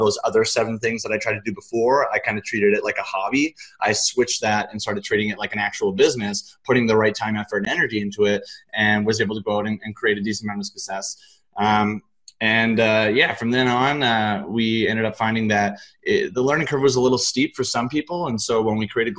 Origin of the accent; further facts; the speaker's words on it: Richmond, British Columbia, Canada; I grew up in Richmond, British Columbia, in Canada